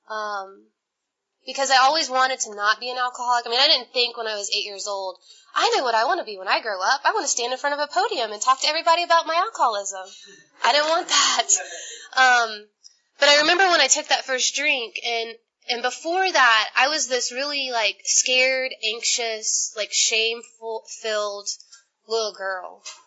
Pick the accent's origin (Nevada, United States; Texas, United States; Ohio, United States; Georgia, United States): Georgia, United States; Atlanta; I'm from Atlanta